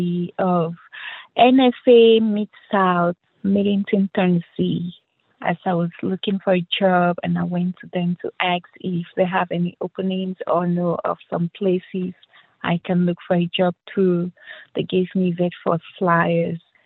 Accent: Cameroon; moved away as an adult; I wasn't born here and I grew up and I started working in Africa, my home country, Cameroon

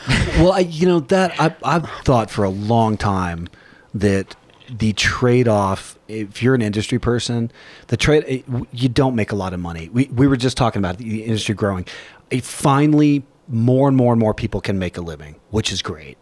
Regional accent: Texas, United States; born or raised there

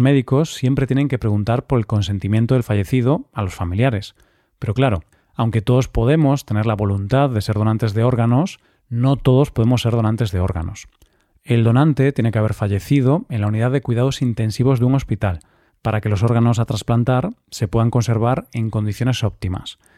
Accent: Spain; en nuestro país se hacen bastantes esfuerzos para impulsar la donación de órganos

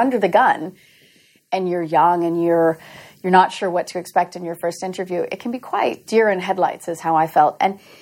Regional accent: Louisiana, United States; moved away as an adult; also born or lived in Massachusetts; I grew up in Louisiana

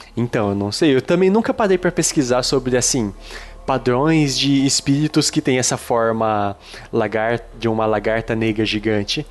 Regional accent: Araçatuba, São Paulo, Brazil; lá no interior, né? Como vocês sabem, eu sou de Aracatuba.

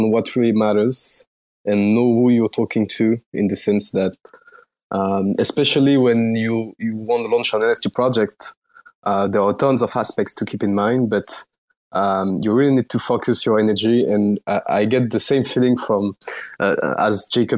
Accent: France; accent: French; English is a second language; now in Paris, France; I'm French. I guess you can tell by my accent

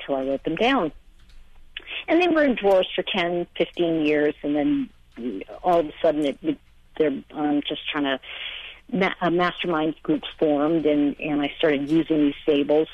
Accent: New York, United States; also born or lived in Los Angeles, California; now in Asheville, United States; I'm from New York originally, and I moved to Los Angeles, and I lived there for over 20 years

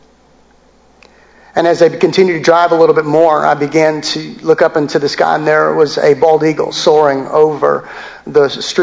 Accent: United States; me as an American, me as someone who's been born into this country

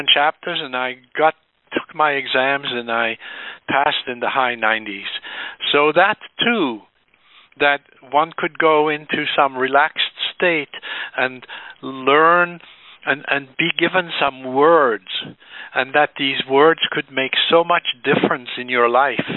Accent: Switzerland; now in United States; I was born in Switzerland to some very left-brain-oriented parents

